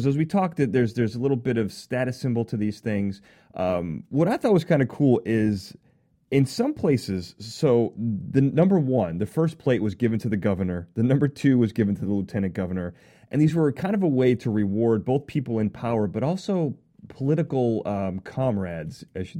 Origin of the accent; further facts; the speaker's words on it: Illinois, United States; I'm from Illinois.